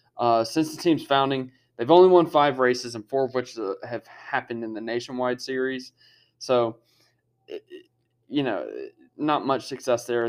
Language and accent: English; Harrisburg, United States; a team representing my hometown